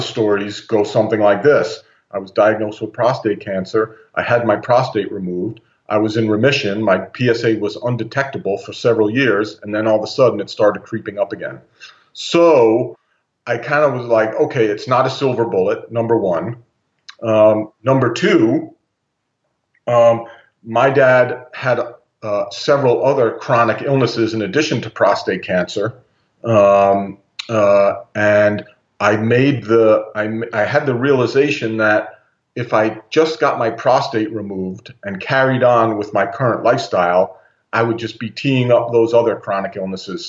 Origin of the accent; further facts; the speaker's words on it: United States; I grew up in the States for, you know, 50 years